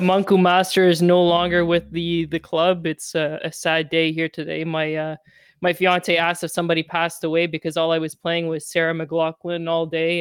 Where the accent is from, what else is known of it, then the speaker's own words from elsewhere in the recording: Hamilton, Ontario, Canada; my hometown